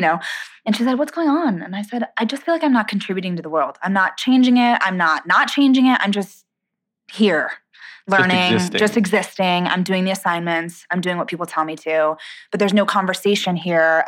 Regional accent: San Diego, California, United States; moved away as an adult; also born or lived in Boston / Los Angeles; I grew up in San Diego, and I did theater as a kid in the summers

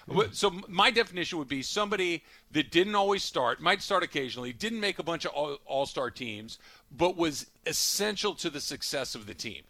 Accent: Arcadia, California, United States; growing up in Arcadia

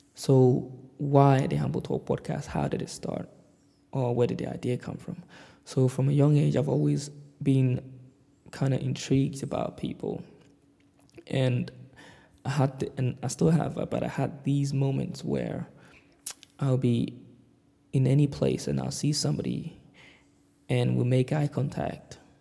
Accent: London, United Kingdom; moved away as an adult; now in Glasgow, United Kingdom; I'm currently based in Glasgow, Scotland, in the UK, but I grew up in London.

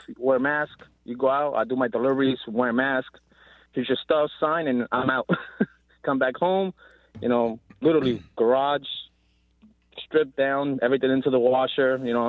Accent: New Jersey, United States; now in West Virginia, United States; I'm originally from Jersey, but we moved to West Virginia.

